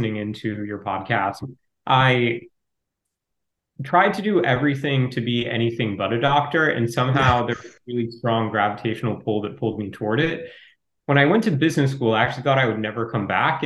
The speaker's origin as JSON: {"language": "English", "region": "Ohio", "country": "United States", "tie": "born or raised there", "said": "I grew up in Ohio"}